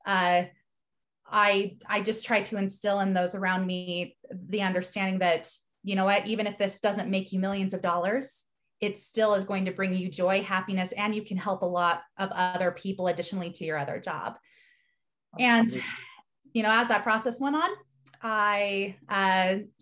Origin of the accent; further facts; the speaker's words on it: Salt Lake City, Utah, United States; I grew up here in Salt Lake City, Utah, in the United States